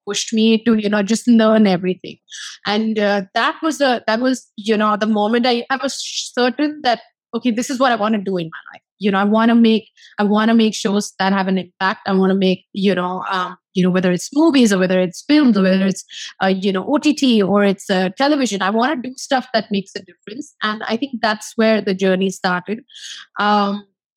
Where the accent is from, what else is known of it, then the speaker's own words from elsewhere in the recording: India; moved away as an adult; now in Los Angeles, United States; I'm from India.